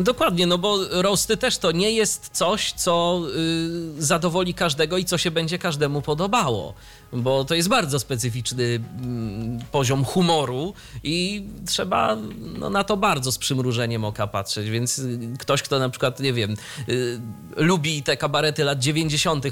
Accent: near Ostróda, Warmian-Masurian Voivodeship, Poland; 30 km od mojego rodzinnego miasta.

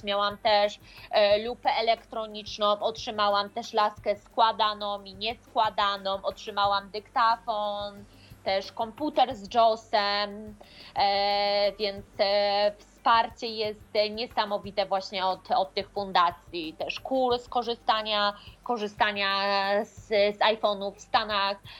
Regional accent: Poland; urodziłam się w bardzo małej miejscowości

